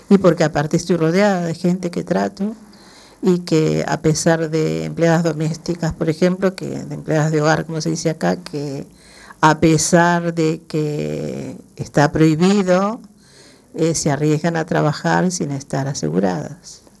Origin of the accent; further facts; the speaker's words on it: Uruguay; Soy uruguaya, pero yo soy una inmigrante, eh, yo siempre digo, afortunada.